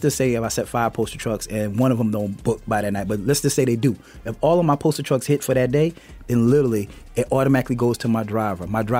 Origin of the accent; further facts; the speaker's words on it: South Carolina, United States; also born or lived in Queens, New York; now in Atlanta, United States; Just like you said, I was born in Queens, New York, raised in South Carolina. Moved to Atlanta, came to Atlanta in 1996 to go to school and stayed in Atlanta, loved Atlanta